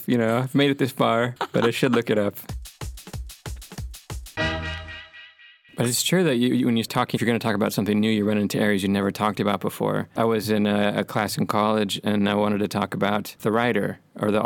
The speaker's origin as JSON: {"language": "English", "region": "California", "country": "United States", "also_born_or_lived": "San Francisco", "moved": "as an adult", "lives_now": "Sweden", "said": "they liked that I was from California"}